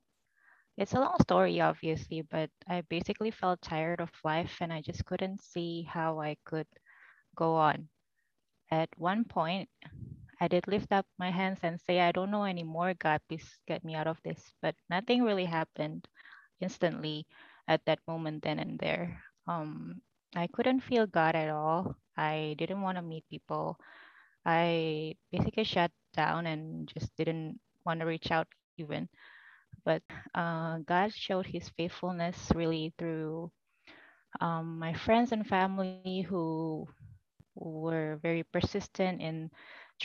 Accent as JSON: {"language": "English", "region": "Jakarta", "country": "Indonesia", "also_born_or_lived": "Boston", "moved": "yes", "lives_now": "Los Angeles, United States", "said": "I'm from Jakarta, but I now reside in Los Angeles."}